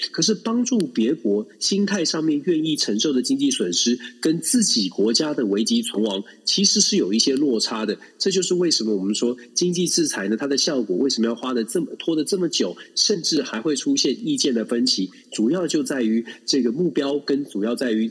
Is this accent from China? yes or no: no; Taiwan; 都是同一个地方，都是在台湾长大的